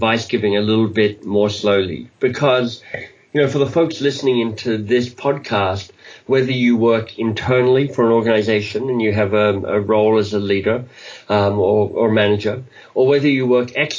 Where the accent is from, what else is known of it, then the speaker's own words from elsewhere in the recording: Australia; moved away as an adult; also born or lived in Oxford, England / United States; now in Toronto, Canada; But I'm actually Australian by birth. So I grew up in Australia and lived there till I was about 25